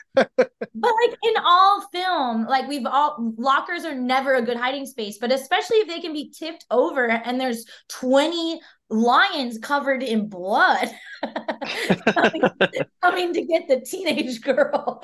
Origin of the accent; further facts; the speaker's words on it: San Antonio, Texas, United States; moved away as an adult; now in Austin, United States; I'm from San Antonio, Texas